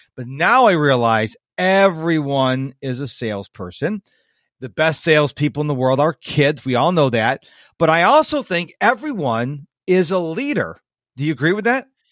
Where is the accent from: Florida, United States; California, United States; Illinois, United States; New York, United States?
New York, United States; Rochester; now in Houston, United States; I was born in New York, uh, Rochester, New York